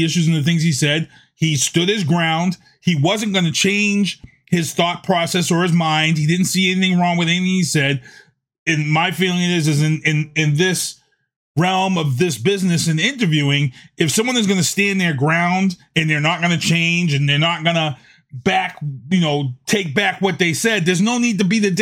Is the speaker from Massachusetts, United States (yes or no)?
yes; Boston, Massachusetts, United States; we grew up in the Mission Hill Projects